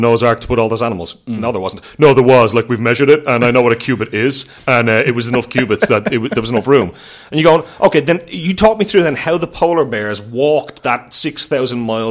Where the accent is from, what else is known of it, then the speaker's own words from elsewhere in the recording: Portmarnock, Leinster, Ireland; I'm from the main streets of Portmarnock. I do not cross the Liffey very often